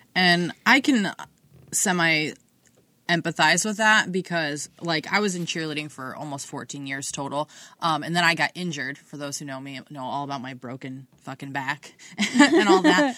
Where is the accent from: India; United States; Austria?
United States; Ohio; at least where we're from, you have to drive through Marion on seventy-five